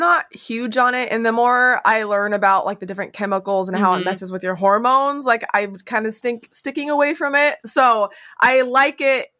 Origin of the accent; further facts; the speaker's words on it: West Coast, United States; I am from the West Coast and I love the West so much